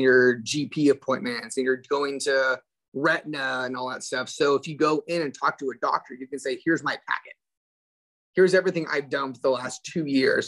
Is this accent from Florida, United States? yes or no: no; Central Valley, California, United States; born and raised in California